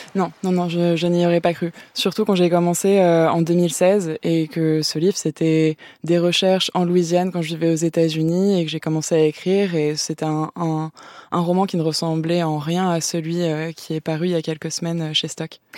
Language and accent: French; France; first language French; ma langue maternelle